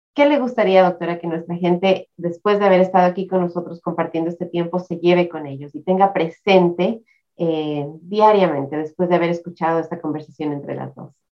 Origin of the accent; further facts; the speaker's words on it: Ecuador; now in United States; mi país de Ecuador